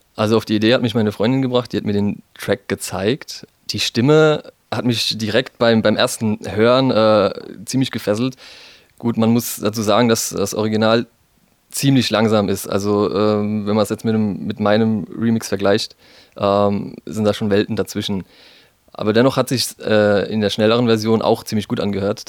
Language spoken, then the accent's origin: German; Heidelberg, Baden-Württemberg, Germany; bei uns in Heidelberg